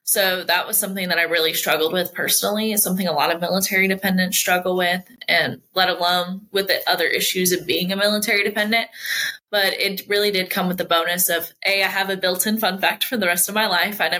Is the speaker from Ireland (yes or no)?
no; Spain; born there; I was born in Spain because he was stationed over in Spain at the time. I've lived in four countries, but I never really picked up anything other than English